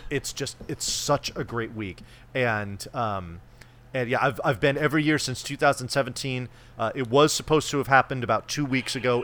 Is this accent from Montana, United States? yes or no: no; California, United States; I have never lived outside of the state of California